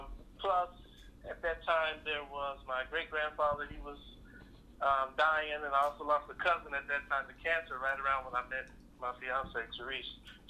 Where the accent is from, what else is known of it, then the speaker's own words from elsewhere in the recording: Oakland, California, United States; Born and raised in Oakland. Most people think I'm from Texas. I go back and forth so much that I start to develop an accent.